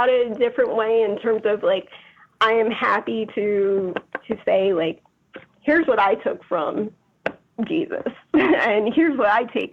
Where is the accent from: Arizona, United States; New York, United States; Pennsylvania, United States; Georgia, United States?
Georgia, United States; now in Chicago, United States; growing up in Georgia